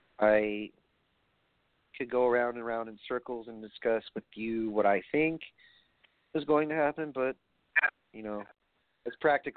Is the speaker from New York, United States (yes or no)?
yes; New York, United States; I'm from New York